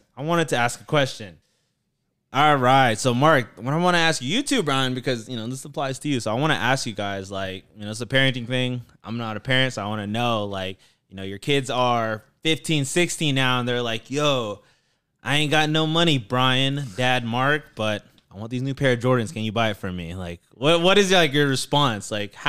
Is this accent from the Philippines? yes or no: yes; Philippines; and I'm Filipino, too, so, like, you guys are going to understand the story.